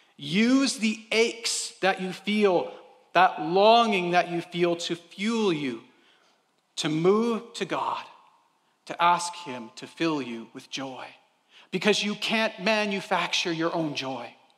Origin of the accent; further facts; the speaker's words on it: Canada; we're Canadian